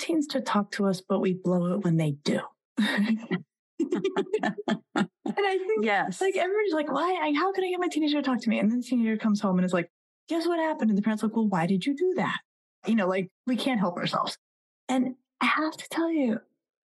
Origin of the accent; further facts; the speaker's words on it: Colorado, United States; I grew up in Colorado and I worked as a bus girl until I could buy myself a car